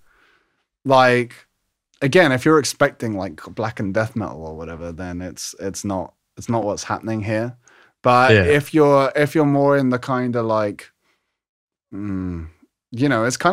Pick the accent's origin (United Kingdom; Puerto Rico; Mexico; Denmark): United Kingdom; London; moved away as an adult; now in Harrogate, United Kingdom; I live in Yorkshire, but I'm actually from London originally.